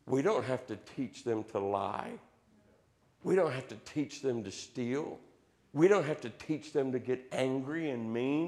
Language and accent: English; Southeast Ohio, United States; growing up in Southeast Ohio, there being in the Appalachian foothills, we're still in the Bible Belt